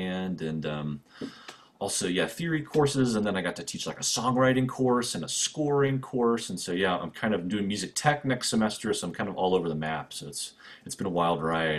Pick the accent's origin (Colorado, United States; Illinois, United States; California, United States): Colorado, United States; Denver; also born or lived in St. Louis, Missouri / Lawrence, Kansas; growing up mostly kind of the Denver area